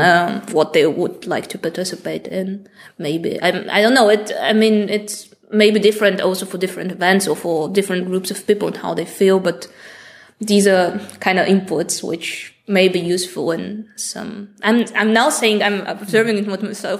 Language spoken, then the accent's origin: English; Bulgaria; i come from Bulgaria